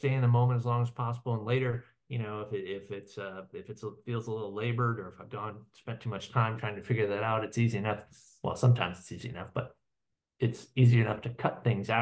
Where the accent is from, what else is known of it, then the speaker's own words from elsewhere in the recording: Iowa, United States; I'm from Iowa and live in Iowa City currently, and grew up in Iowa